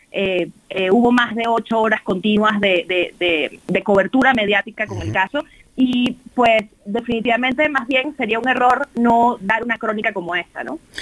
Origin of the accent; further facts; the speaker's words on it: Venezuela; now in Mexico; soy nacida en Venezuela, soy venezolano-mexicana.